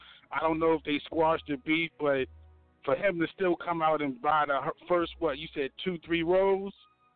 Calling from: Baltimore, Maryland, United States

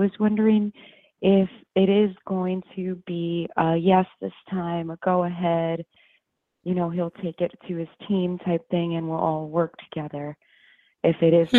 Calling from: Westchester, upstate New York, United States; I'm calling from New York.

